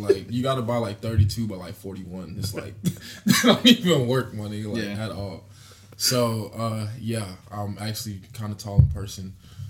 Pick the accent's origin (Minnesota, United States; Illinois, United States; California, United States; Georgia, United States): Georgia, United States; Atlanta; being from Atlanta, but, like, you know, when you're there, actually, it's like, nah, like, I'm from here type shit